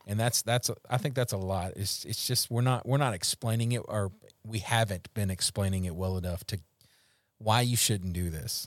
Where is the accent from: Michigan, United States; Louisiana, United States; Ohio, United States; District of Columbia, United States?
Louisiana, United States; I'm from Louisiana.